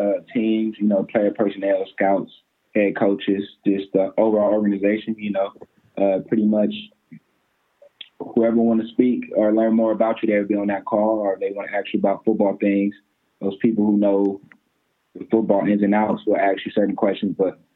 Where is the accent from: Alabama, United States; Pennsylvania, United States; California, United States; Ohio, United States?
California, United States; Pasadena; now in Westlake Village, United States; Yeah, so pretty much I'm sectioned in Westlake, California. I'm from Pasadena, California, but I'm in Westlake Village.